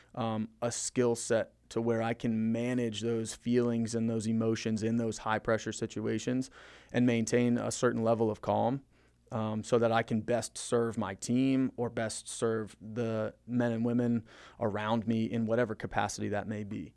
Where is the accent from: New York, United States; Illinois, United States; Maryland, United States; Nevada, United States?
Maryland, United States; also born or lived in Florida / Frederick, Maryland; we moved from Florida to Maryland, uh, over Christmas break when I was in third grade